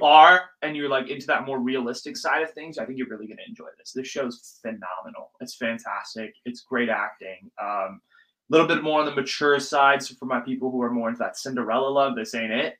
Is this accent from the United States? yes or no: yes; Silicon Valley, California, United States; I grew up in the Valley. I grew up in the Silicon Valley